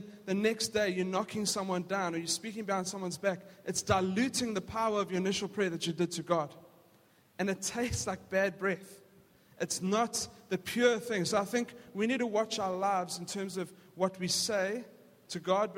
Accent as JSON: {"language": "English", "country": "South Africa", "tie": "born or raised there", "said": "We grew up in South Africa"}